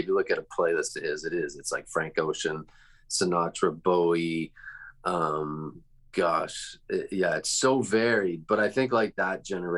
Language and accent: English; Toronto, Ontario, Canada; now in California, United States; I grew up in Toronto.